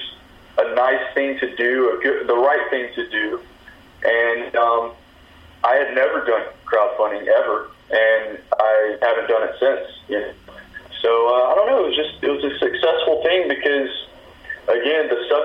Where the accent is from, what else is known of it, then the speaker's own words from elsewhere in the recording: Texas, United States; also born or lived in Louisiana; now in Los Angeles, United States; I'm from Texas, lived in Louisiana, new to Los Angeles